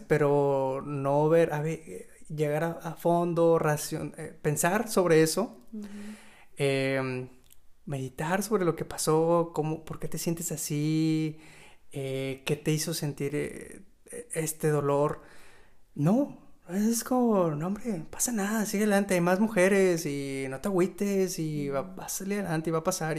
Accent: Mexico; hablando como mexicano

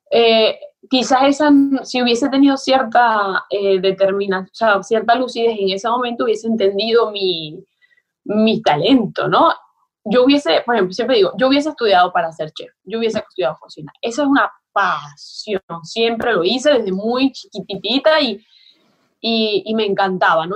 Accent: Maracaibo, Zulia, Venezuela; moved away as an adult; also born or lived in Tamare, Venezuela / Buenos Aires, Argentina; nosotros vivíamos en Maracaibo, que ciertamente es la ciudad, ¿no? Somos de ahí, mis amos padres son.

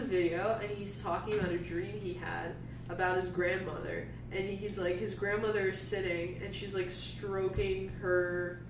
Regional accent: New York City, New York, United States; I was from Staten Island and Jewish

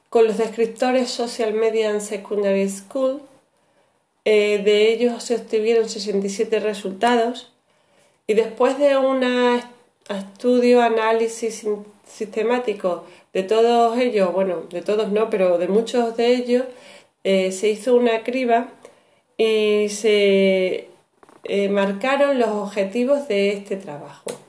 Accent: Extremadura, Spain; Este trabajo parte como una necesidad profesional como docente extremeña que soy en la actualidad

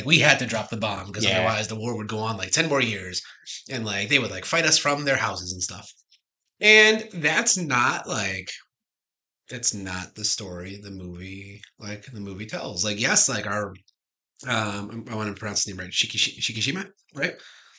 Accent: United States; watching this as an American

